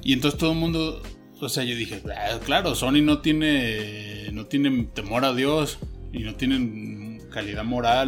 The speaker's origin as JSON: {"language": "Spanish", "country": "Mexico", "said": "yo sea mexicano"}